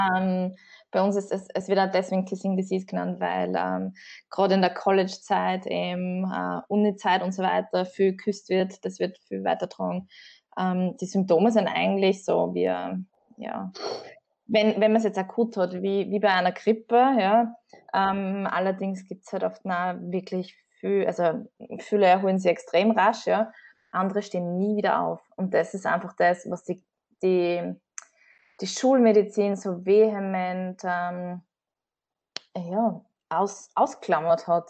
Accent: Riedlingsdorf, Burgenland, Austria; ich komme aus dem Südburgenland, Bezirk Oberwart, genau aus Riedingsdorf

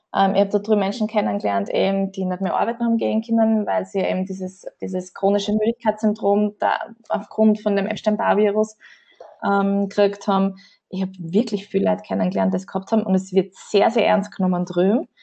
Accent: Riedlingsdorf, Burgenland, Austria; ich komme aus dem Südburgenland, Bezirk Oberwart, genau aus Riedingsdorf

